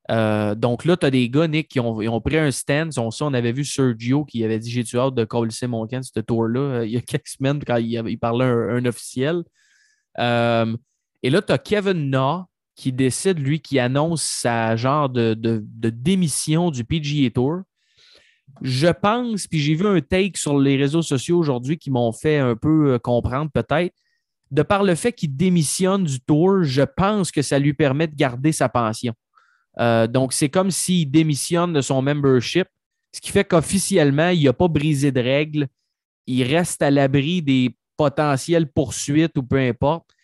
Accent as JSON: {"language": "French", "town": "Trois-Rivières", "region": "Quebec", "country": "Canada", "said": "Je viens de Trois-Rivières."}